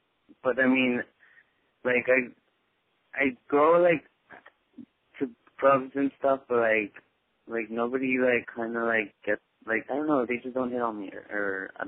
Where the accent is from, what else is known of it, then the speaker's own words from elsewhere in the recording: Huntington Park, California, United States; I'm from Huntington Park, close to the LA area.